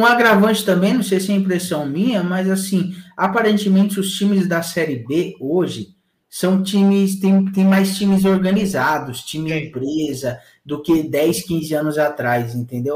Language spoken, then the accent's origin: Portuguese; São Paulo, Brazil; lá no Jardim Três Marias, que é onde eu nasci